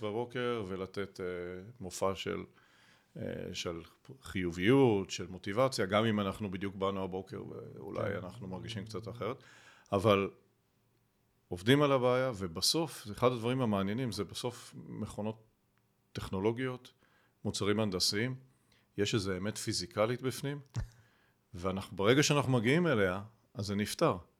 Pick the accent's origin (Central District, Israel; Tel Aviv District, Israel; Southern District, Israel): Central District, Israel; Rehovot; גדלתי ברחובות